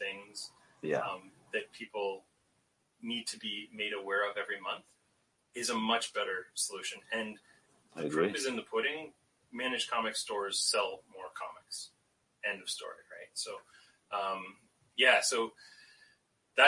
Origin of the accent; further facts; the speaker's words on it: London, Ontario, Canada; also born or lived in Toronto; I moved 2 hours down the road to London, Ontario, which is my hometown